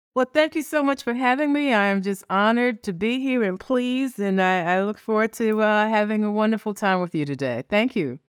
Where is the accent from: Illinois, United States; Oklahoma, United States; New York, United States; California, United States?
New York, United States; New York City; I was born in New York City. I'm an only child. I grew up poor in Washington Heights, uh, part of New York City.